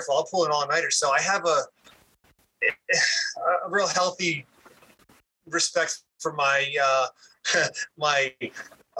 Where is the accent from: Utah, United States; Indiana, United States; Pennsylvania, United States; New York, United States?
Pennsylvania, United States; Blue Bell; first language English; also born or lived in Norristown, Pennsylvania; I started off at Bluebell Elementary. So Bluebell Elementary. Yeah, that was my first one. I think it was second grade, second grade at Bluebell Elementary